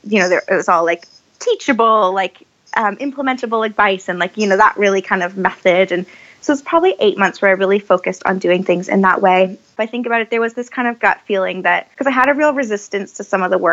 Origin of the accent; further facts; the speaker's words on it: Canada; moved away as an adult; now in United Kingdom; I'm Canadian by birth